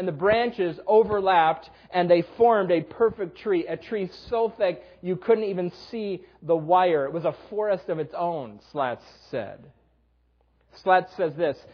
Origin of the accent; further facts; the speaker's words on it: Western New York, United States; moved away as an adult; also born or lived in Dallas; We grew up in Western New York